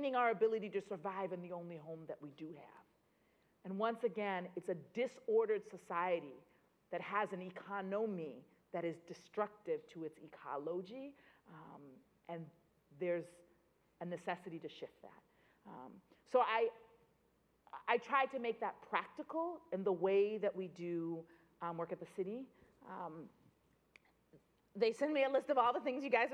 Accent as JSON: {"language": "English", "town": "Boston", "region": "Massachusetts", "country": "United States", "tie": "born or raised there", "said": "I grew up in Boston when we didn't have a grocery store"}